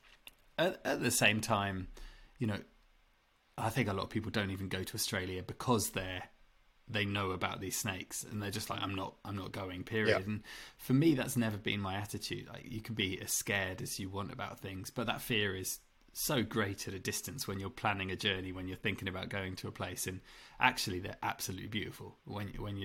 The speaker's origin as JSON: {"language": "English", "region": "England", "country": "United Kingdom", "tie": "born or raised there", "said": "growing up in England"}